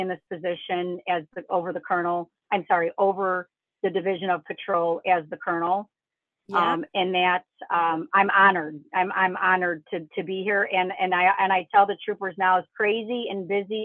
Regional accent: Chicago, Illinois, United States; I'm born and raised in Chicago

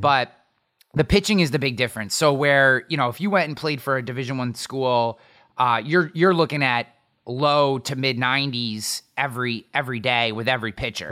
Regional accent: near Albany, New York, United States; also born or lived in Latham, New York; I grew up way out in the middle of nowhere in a town of nine hundred people, but the closest town that anybody would know is Albany

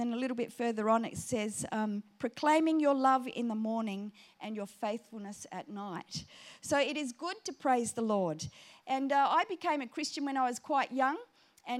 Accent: Booborowie, South Australia, Australia; accent: South Australian; now in Sydney, Australia; I come from a little town called Booberowie in between Burra and Clare

